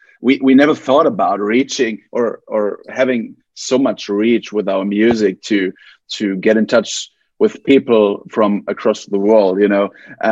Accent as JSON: {"language": "English", "town": "Essen", "region": "North Rhine-Westphalia", "country": "Germany", "second_language": "English", "said": "We're from Germany, from a small town in Essen, and we feel very flattered to be on the big screen now"}